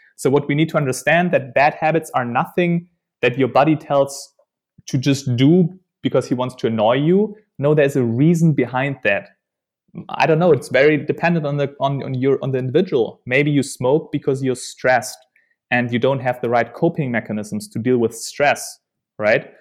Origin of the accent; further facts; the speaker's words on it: Germany; moved away; also born or lived in Netherlands; I'm from Germany